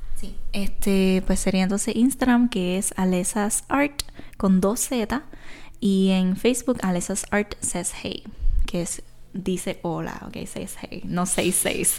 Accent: Isabela, Puerto Rico; soy artista de aquí de Puerto Rico, soy de Isabela

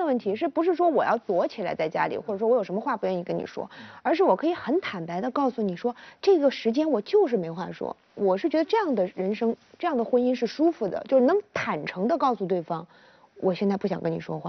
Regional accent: Zhuhai, Guangdong, China; 我们广东人民特别奔放

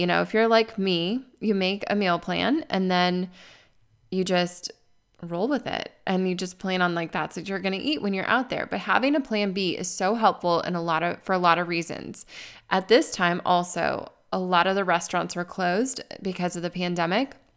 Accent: Arizona, United States; moved away; I grew up in Arizona.

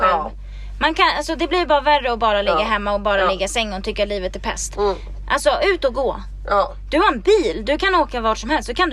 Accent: Sweden; now in Los Angeles, United States

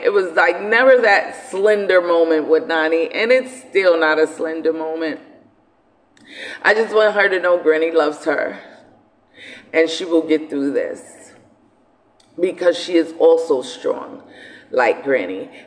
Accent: New York City, New York, United States; growing up in Brooklyn, you know, because I come from Brooklyn

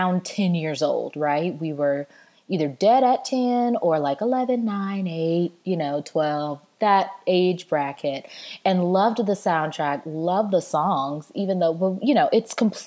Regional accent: the South, United States; I'm really Southern

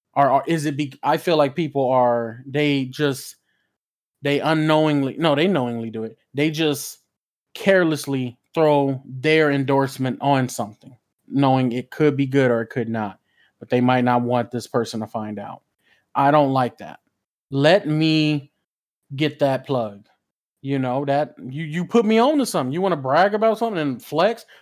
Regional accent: West Coast, United States; I'm from the West Coast

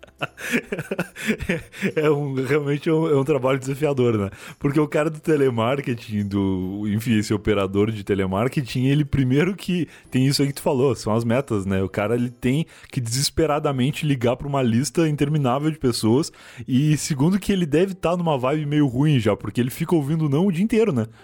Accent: Gaúcho, Rio Grande do Sul, Brazil; eu sou gaúcho também

